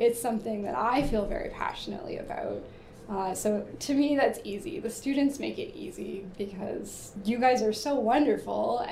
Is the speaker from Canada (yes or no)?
yes; Peterborough, Ontario, Canada; I'm from Peterborough